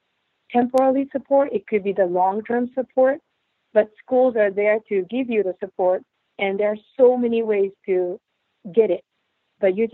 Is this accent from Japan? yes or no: yes; Japan; moved away as an adult; now in United States; I grew up in Japan